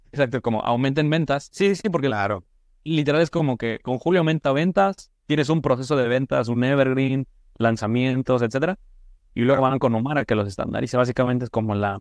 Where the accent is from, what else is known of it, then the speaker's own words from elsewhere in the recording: Tulancingo, Hidalgo, Mexico; now in Guadalajara, Mexico; yo soy del estado de Hidalgo, de Tulancingo, Hidalgo